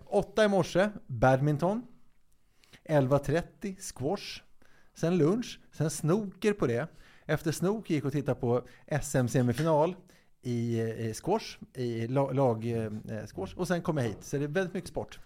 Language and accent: Swedish; Stockholm, Stockholm County, Sweden; där jag bodde när jag växte upp i Hässelby